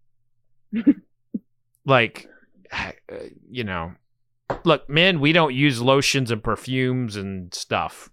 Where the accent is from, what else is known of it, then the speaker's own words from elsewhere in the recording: Oklahoma, United States; now in Kentucky, United States; I'm from Oklahoma, and I live in Kentucky